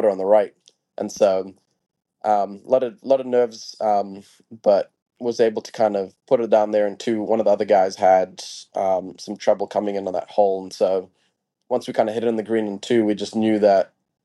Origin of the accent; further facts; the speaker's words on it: Harare, Zimbabwe; I born and raised in Harare, Zimbabwe